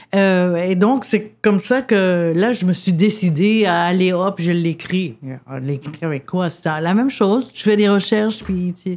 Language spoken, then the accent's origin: French; Quebec, Canada; also born or lived in Lebanon; je suis Québécoise, je suis plus Québécoise que beaucoup de monde